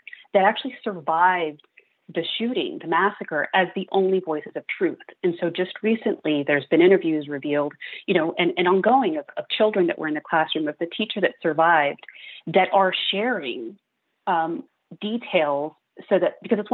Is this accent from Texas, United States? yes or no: yes; Uvalde, Texas, United States; I'm from Uvalde. It's my hometown. I was born and raised there, attended public schools all the way through